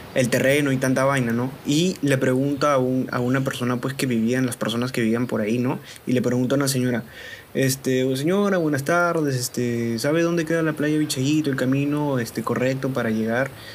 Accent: Piura, Peru

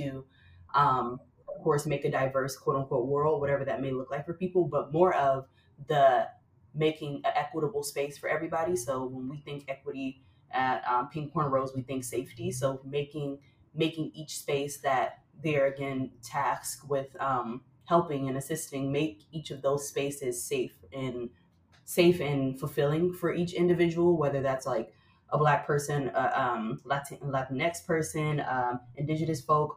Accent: Flint, Michigan, United States; now in New York City, United States; I grew up in Flint, Michigan

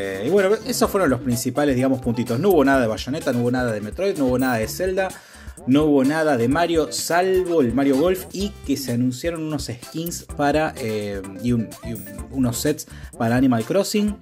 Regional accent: Casilda, Santa Fe, Argentina; now in Rosario, Argentina; nací en Casilda, vivo en Rosario

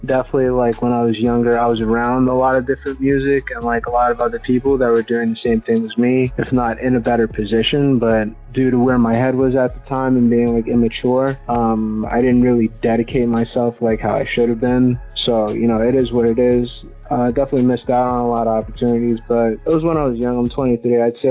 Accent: South Floral Park, New York, United States; I'm from South Floral Park, the town in Long Island, New York

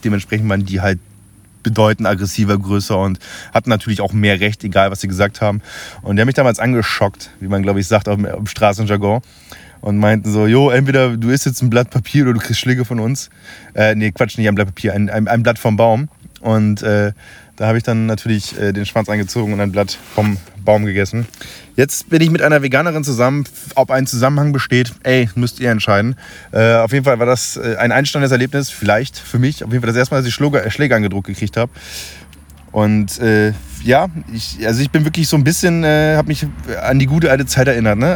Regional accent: Friesland, Lower Saxony, Germany; now in Munich, Germany; jetzt bin ich kurz vor meinem finalen Ziel aus Friesland, quasi von meiner Arbeit zurück in die Heimat gefahren. Da wo ich herkomme

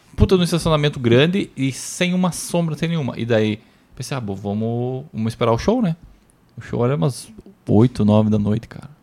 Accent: Santa Rosa, Rio Grande do Sul, Brazil; Lá da minha cidade até Porto Alegre dá mais de 500 quilômetros

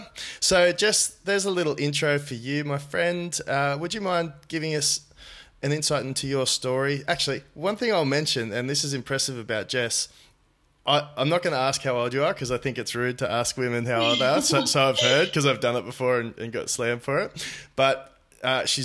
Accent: Newcastle, New South Wales, Australia; a social media agency in my hometown of Newcastle, New South Wales, Australia

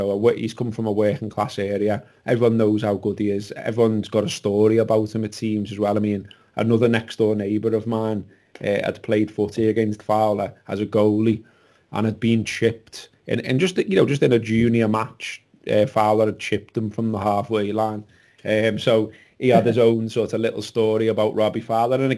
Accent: Huyton, North West England, United Kingdom; I enjoyed my time, you know, growing up in Heighton

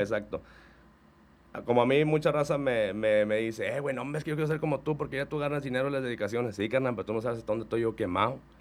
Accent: Reynosa, Tamaulipas, Mexico; yo soy de Reynosa

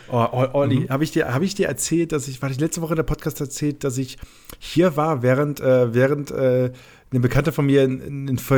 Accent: Germany; weil ich komme aus dem Rheinland, das ist noch ein kleinerer Part von Ostfriesland.

